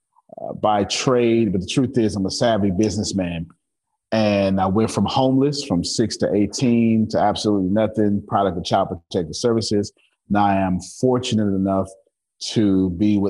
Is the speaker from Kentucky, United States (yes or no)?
no; Galveston, Texas, United States; I'm from Galveston Island, Texas